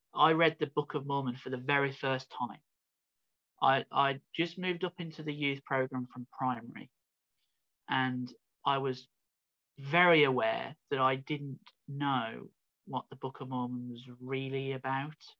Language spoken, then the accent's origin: English; Birmingham, West Midlands, United Kingdom; I was born in Birmingham in in England in the United Kingdom, um, which is like in the Midlands of the country